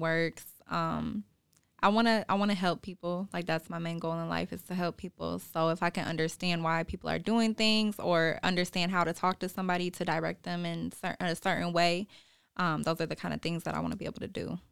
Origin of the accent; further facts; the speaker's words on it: Lansing, Michigan, United States; I'm from Lansing, born and raised on the South Side.